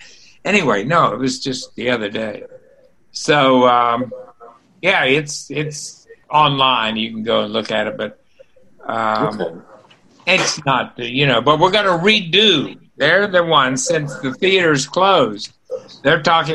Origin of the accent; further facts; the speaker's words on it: West Virginia, United States; moved away as an adult; also born or lived in Southern Illinois / New York; I'm from West Virginia.